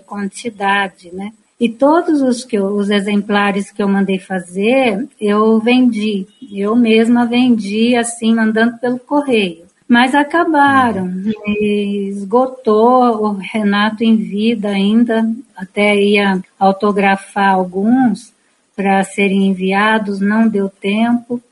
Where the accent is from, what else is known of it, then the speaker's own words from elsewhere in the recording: Piracicaba, São Paulo, Brazil; Eu sou aqui de Piracicaba